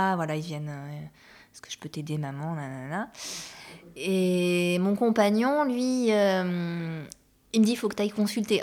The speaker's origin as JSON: {"language": "French", "town": "Bordeaux", "region": "Nouvelle-Aquitaine", "country": "France", "said": "je suis originaire de Bordeaux"}